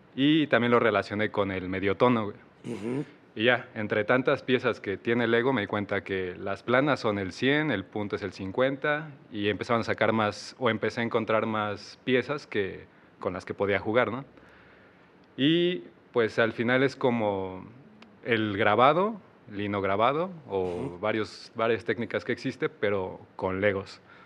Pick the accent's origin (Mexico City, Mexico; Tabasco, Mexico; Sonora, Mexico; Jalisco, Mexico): Mexico City, Mexico; moved away as an adult; now in Querétaro, Mexico; Y soy de la Ciudad de México. Llevo tres años aquí en Querétaro.